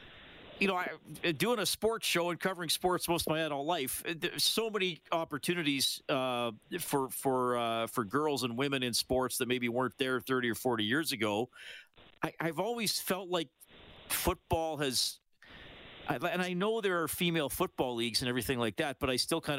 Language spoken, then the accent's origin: English; Evansburg, Alberta, Canada; I grew up near Evansburg, about 100 kilometers west of Edmonton